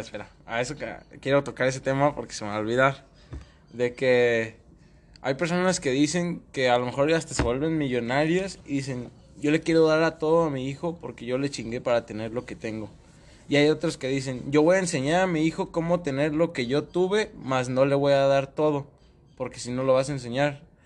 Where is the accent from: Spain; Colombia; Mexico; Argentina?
Mexico; somos mexicanos